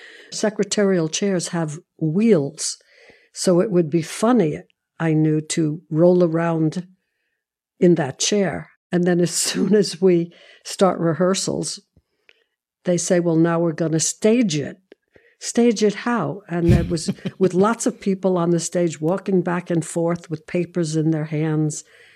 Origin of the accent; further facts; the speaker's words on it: New York City, New York, United States; I'm from Brooklyn.